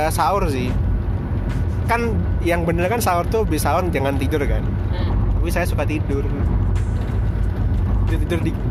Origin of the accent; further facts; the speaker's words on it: Medan, North Sumatra, Indonesia; nah waktu SD itu lama di Medan sekitar 6, 6 tahun lah 6 tahun terus kalau di Medan kan mudiknya ke Padang